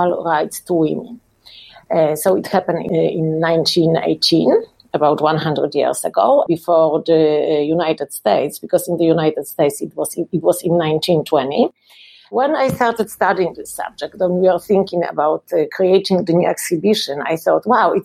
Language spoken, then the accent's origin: English; Poland; also born or lived in Sopot, Poland; I'm from Poland and I live in Sopot, which is the city in the north of Poland